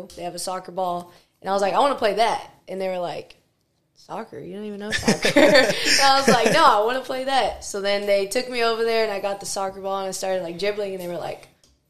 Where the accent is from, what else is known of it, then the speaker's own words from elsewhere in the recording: Victoria, Texas, United States; I'm from Victoria, Texas. A boring place, whatever.